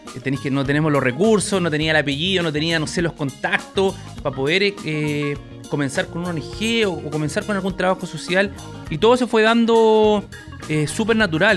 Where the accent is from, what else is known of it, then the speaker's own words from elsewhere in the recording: Maipú, Santiago Metropolitan Region, Chile; Yo vivía en una población muy complicada de Maipú